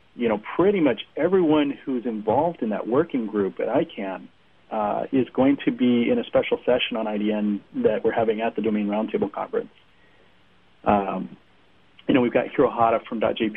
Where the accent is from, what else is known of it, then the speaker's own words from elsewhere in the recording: Seattle, Washington, United States; I'm from Seattle